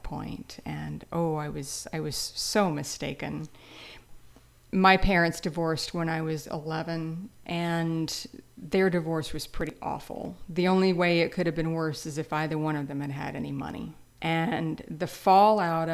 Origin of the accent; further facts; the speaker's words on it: Louisiana, United States; I grew up in Louisiana